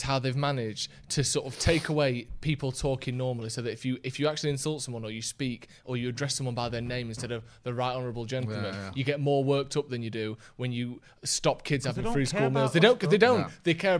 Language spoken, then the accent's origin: English; Bassetlaw, East Midlands, United Kingdom; Bassetlaw, who is meant to represent my hometown.